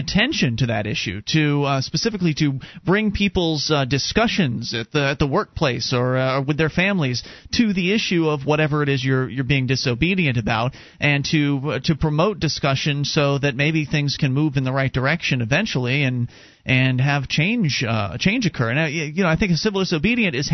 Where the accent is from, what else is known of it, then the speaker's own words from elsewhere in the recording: Sarasota, Florida, United States; when I was growing up in Sarasota, Florida